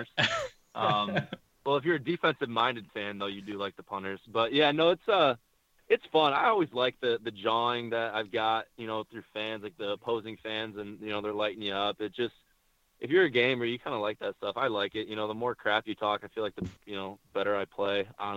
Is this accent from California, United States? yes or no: no; Michigan, United States; I'm from Michigan